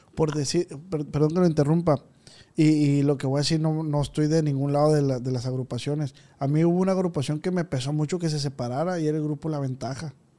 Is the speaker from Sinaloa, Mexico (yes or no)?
yes; Culiacán, Sinaloa, Mexico; Yo soy de Culiacán, de aquí de Tierra Blanca.